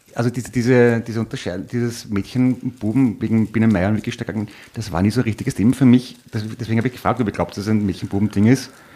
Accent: Vienna, Austria; bin aus Wien

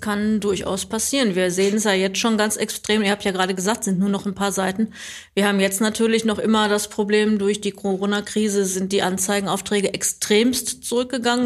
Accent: Recklinghausen, North Rhine-Westphalia, Germany; also born or lived in Bottrop; ich bin aus Recklinghausen gebürtig, musste nur mal zwischendurch ein paar Jahre wegziehen

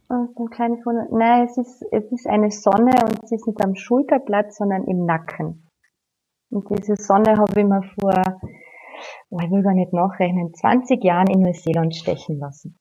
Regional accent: Villach, Carinthia, Austria; rund um meine Heimatstadt sind 17 Seen

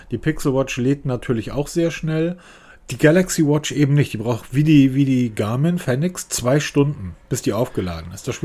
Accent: Northern Germany, Germany; Ich bin Norddeutscher, ne? sowas machen wir nicht.

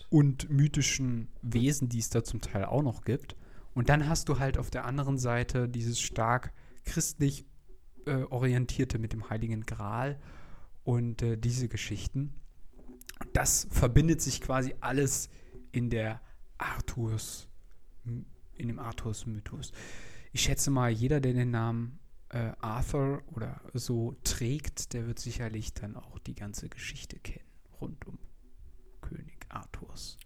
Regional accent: Germany; als Deutsche

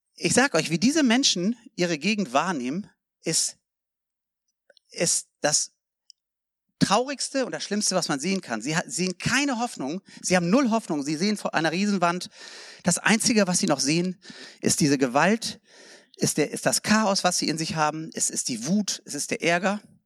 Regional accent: South Africa; also born or lived in Germany; Ich bin ein Deutscher, ich bin Südafrikaner, aber ich bin auch Deutscher.

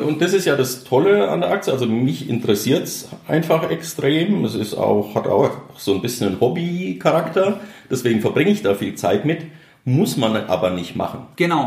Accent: Germany; als Deutscher

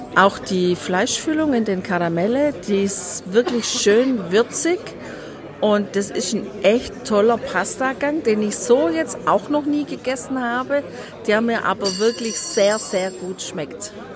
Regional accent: Southern Germany, Germany; bei uns zu Hause in Deutschland, in Süddeutschland

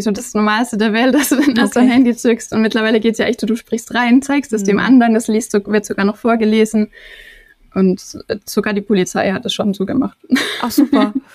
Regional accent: Germany; ich deutsch wie ich bin

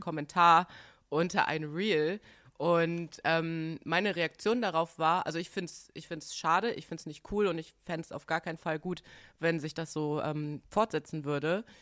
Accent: Bremen, Germany; also born or lived in Washington DC; ich bin 1990 in Washington DC geboren und ähm, ja, mein äh, Vater ist Amerikaner, meine Mutter ist Deutsche mhm. und ähm, ich bin äh, mit fünf Jahren nach äh, Bremen gezogen

